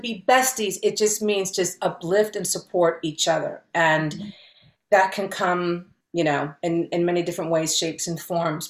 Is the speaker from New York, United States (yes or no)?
no; Cincinnati, Ohio, United States; first language Spanish; English is a second language; moved away as an adult; now in Los Angeles, United States; I was growing up in Ohio